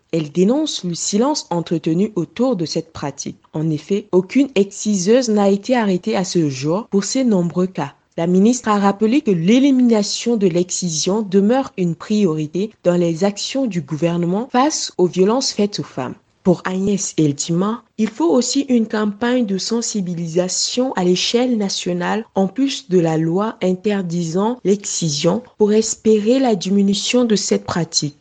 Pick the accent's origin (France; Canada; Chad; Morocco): Chad; southern Chad; chez nous au Tchad et particulièrement au sud du pays